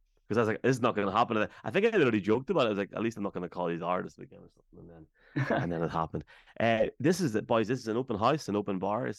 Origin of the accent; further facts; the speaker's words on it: London, United Kingdom; That just shows you how wicked I am from London.